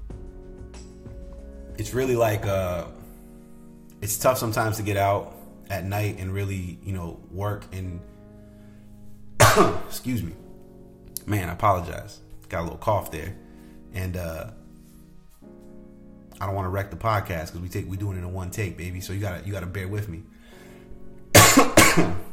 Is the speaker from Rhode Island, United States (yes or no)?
yes; Rhode Island, United States; moved away; Rhode Island, my home state